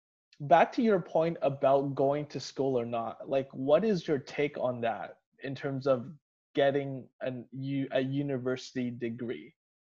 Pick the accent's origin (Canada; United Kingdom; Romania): Canada; Surrey, British Columbia; also born or lived in Edmonton; I grew up here in Surrey